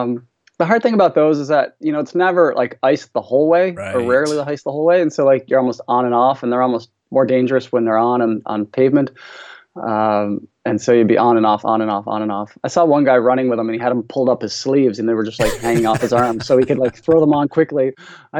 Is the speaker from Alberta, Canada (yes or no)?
no; St. John's, Newfoundland and Labrador, Canada; also born or lived in Calgary, Canada / Oxford, England; now in Ottawa, Canada; I grew up in Newfoundland on the far east coast of Canada, the most easterly point of North America in St. John's.